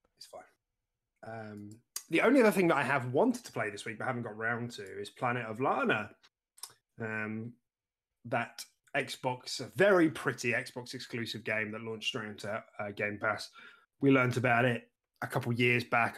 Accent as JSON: {"language": "English", "country": "United Kingdom", "said": "We're British"}